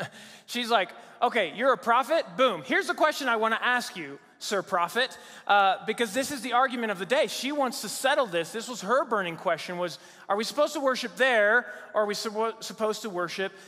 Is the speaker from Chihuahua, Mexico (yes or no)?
no; Mexico City, Mexico; moved away as an adult; also born or lived in Virginia, United States; now in United States; I grew up in Mexico City, Mexico